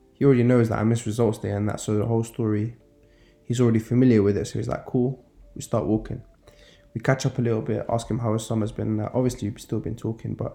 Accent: London, United Kingdom; I grew up in Norfolk, in West London

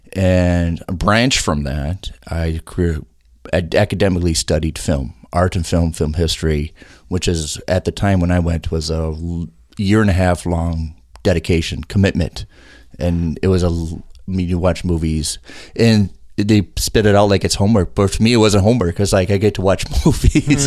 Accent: South St. Paul, Minnesota, United States; also born or lived in Colorado; I was born in Colorado, but then my family moved here in South Saint Paul

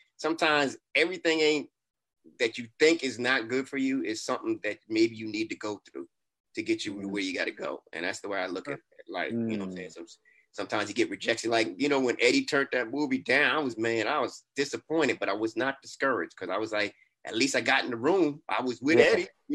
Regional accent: New York City, New York, United States; I'm from Brooklyn

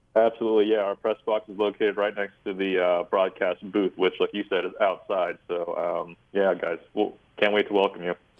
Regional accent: San Jose, California, United States; now in Sacramento, United States; I was born and raised in the, uh, you know in San Jose, which is two hours away

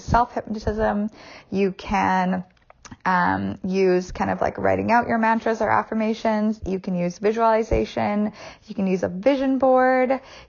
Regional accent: Canada; well, I can't do that because I'm Canadian.

